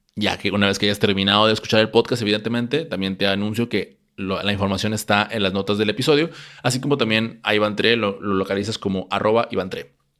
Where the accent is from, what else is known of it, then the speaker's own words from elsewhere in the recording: Mexico; aquí en mi país, México